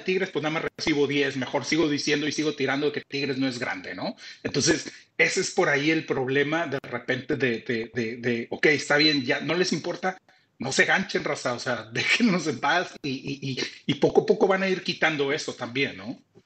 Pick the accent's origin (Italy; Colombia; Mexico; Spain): Mexico; Tampico, Tamaulipas; also born or lived in Monterrey; mi compadre … y yo somos de Tampico, somos jaivos